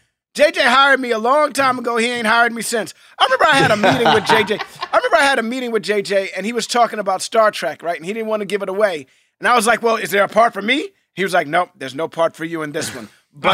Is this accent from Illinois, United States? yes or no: no; New York City, New York, United States; You know, I grew up in New York City. My parents belonged to a theater in Harlem.